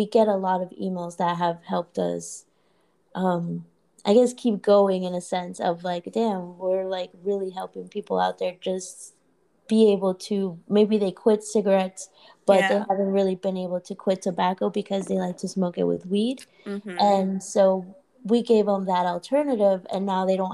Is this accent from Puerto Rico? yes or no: yes; Puerto Rico; moved away; also born or lived in Orlando; I grew up in Puerto Rico, and in Puerto Rico, my dad, he's been in I guess the smoke shop business